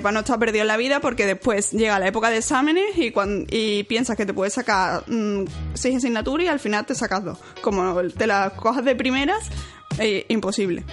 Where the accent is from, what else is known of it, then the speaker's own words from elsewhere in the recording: Seville, Andalusia, Spain; also born or lived in Cork, Ireland; yo soy de Sevilla y como estoy en Sevilla, yo nunca había vivido fuera de casa de mis padres